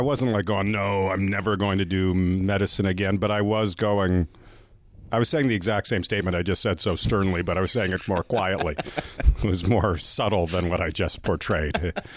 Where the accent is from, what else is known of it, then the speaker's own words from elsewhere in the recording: Canada; yes, I am Canadian